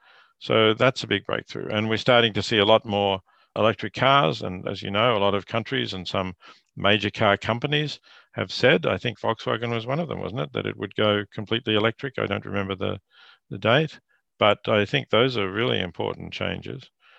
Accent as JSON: {"language": "English", "country": "Australia", "said": "Yes, I teach at Princeton, but I am Australian. I have family in Australia, children and grandchildren."}